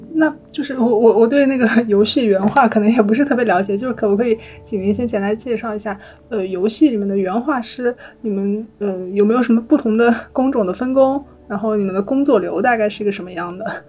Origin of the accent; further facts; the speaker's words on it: China; 她对于我们中国人来说已经是一个家喻户晓的一个文化符号了